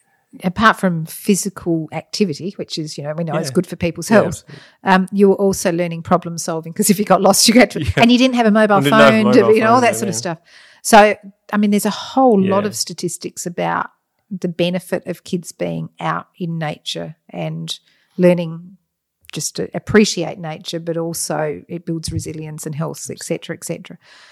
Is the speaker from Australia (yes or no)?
yes; Athelstan, Victoria, Australia; I mean, I was lucky, we grew up in Athelstan, we had Black Hill behind us.